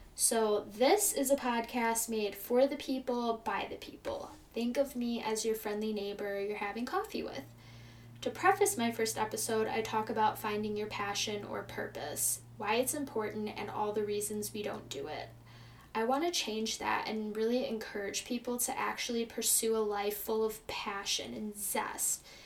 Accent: Chicago, Illinois, United States; also born or lived in California; I'm from Chicago, Illinois, and I've lived here my entire life.

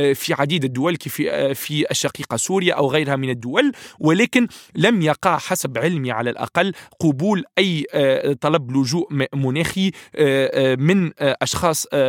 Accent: Tunisia; أنا كتونسي

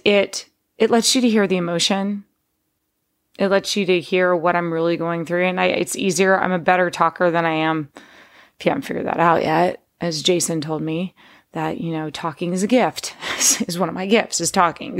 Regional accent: Texas, United States; moved away as an adult; also born or lived in Pittsburgh, Pennsylvania / West Virginia; now in California, United States; my dad moved us to Texas because he was made an offer he couldn't refuse to work, um, in the steel business in Texas.

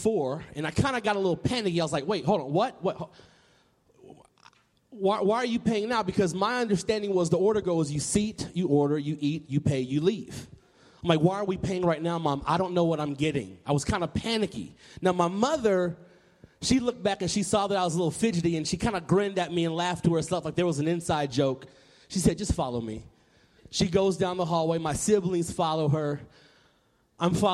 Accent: Nashville, Tennessee, United States; I grew up in Nashville, Tennessee

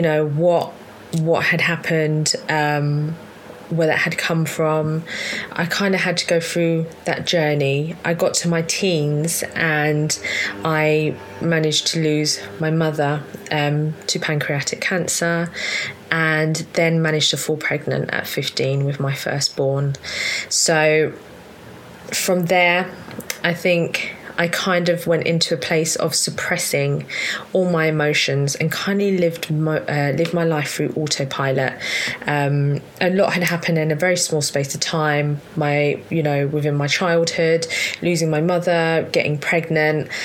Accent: London, United Kingdom; I was born in South London, Southwest London to be specific

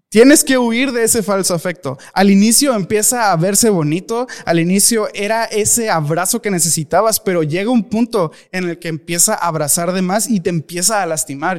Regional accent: Mexico; me da pena como mexicano

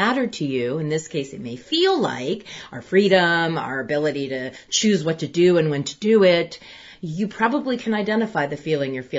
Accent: United States; I'm going to speak as an American

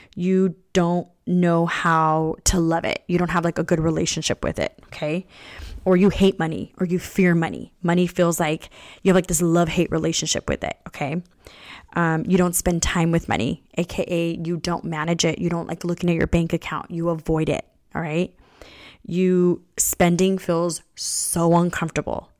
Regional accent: California, United States; I was born here in California, my parents came here

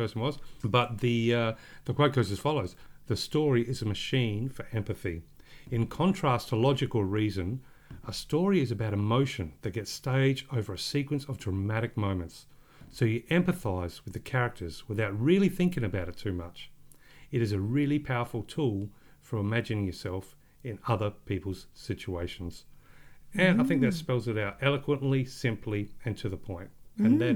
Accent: Australia; we are just Australian

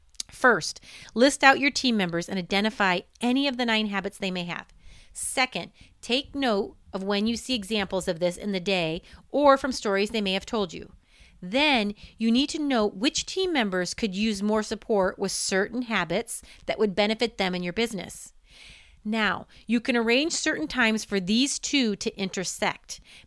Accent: Indiana, United States; now in Oregon, United States; I went to Penn High School before moving to Oregon.

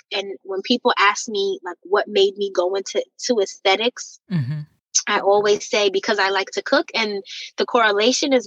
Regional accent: White Plains, New York, United States; I grew up in Westchester, White Plains, New York, 914 in particular

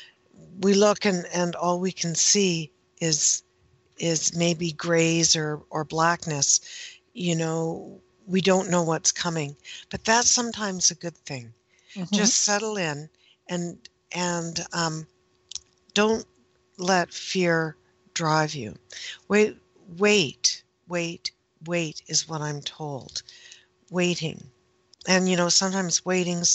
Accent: Canada; I am Canadian, and we, most of us, pronounce the H

